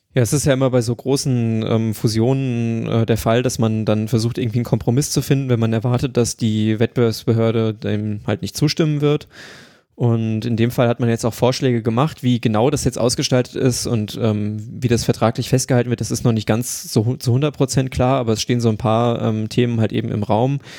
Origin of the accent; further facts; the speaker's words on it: Germany; ich komme aus Deutschland